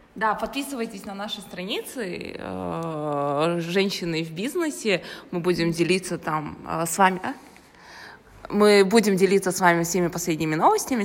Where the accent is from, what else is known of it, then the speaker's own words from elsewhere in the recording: Karaganda, Karaganda Region, Kazakhstan; я с Караганды